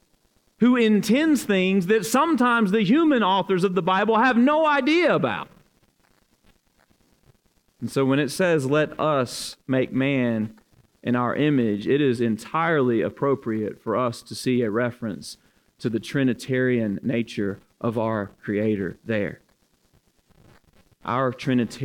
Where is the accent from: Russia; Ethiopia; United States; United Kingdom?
United States; Alabama; now in Louisville, United States; I am at heart from Alabama.